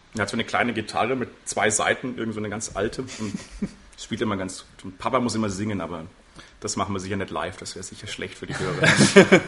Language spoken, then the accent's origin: German; Würzburg, Bavaria, Germany; also born or lived in England; der Sandau geboren, der Sandau groß geworden, wohne auch noch in der Sanderau